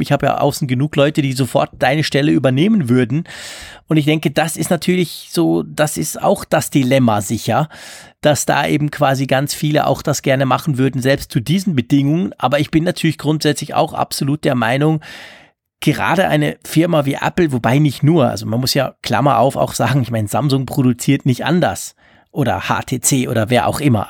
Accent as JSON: {"language": "German", "country": "Switzerland", "said": "bei uns in der Schweiz"}